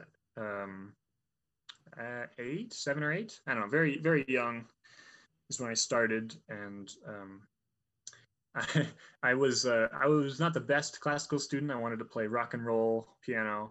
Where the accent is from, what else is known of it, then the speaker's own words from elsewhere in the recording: Fort Collins, Colorado, United States; I'm from Fort Collins, so I used to play at Ace all the time.